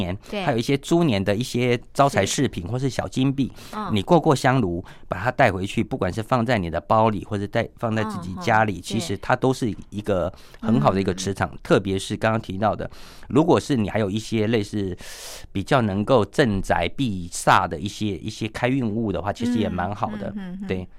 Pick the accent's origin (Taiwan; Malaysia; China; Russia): Taiwan; Miaoli County; 你从苗栗这边沿海，其实有几间蛮有名的一个妈祖庙，有人有也许有去过。其实呃，在我家乡附近的有一个龙凤宫